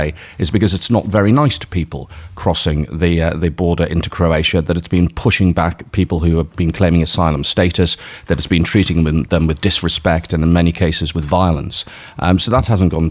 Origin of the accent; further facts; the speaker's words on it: Liverpool, North West England, United Kingdom; now in Ljubljana, Slovenia; Liverpool, which is, of course, my hometown